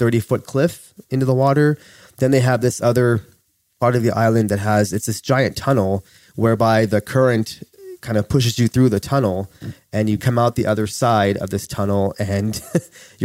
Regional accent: Inland Empire, Los Angeles area, California, United States; also born or lived in Oklahoma / Glendale, California; We grew up in Oklahoma, but then we moved to L.A. proper when I was 4 years old. And we kind of hopscotched around parts of L.A., including Glendale. But we ultimately ended up in the Inland Empire

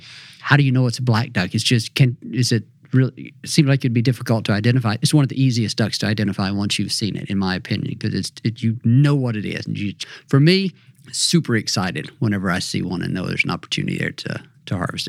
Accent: North Mississippi, United States; Growing up in North Mississippi

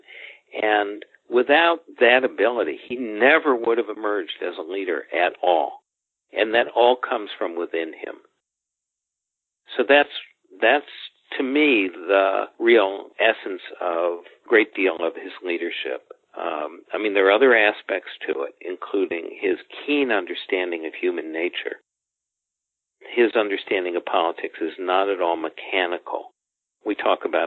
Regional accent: Chicago, Illinois, United States; moved away as an adult; now in Washington, D.C., United States; I grew up in Illinois, third generation Chicagoan.

